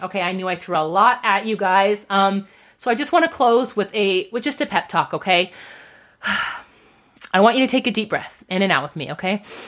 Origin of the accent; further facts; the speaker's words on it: United States; we are American entrepreneurs